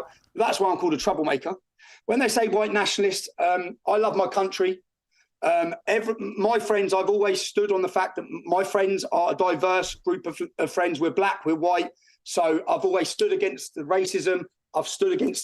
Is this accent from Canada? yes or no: no; Luton, East of England, United Kingdom; growing up in Luton